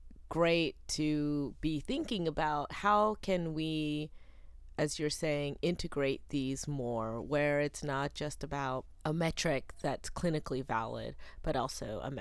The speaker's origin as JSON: {"language": "English", "town": "Charlotte", "region": "North Carolina", "country": "United States", "tie": "born or raised there", "said": "my hometown of Charlotte, North Carolina."}